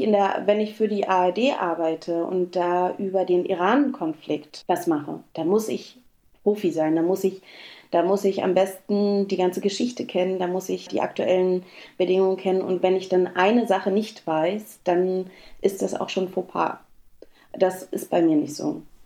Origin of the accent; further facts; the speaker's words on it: Berlin, Germany; moved away; groß geworden bin ich in Berlin in Ostberlin, im Prenzlauer Berg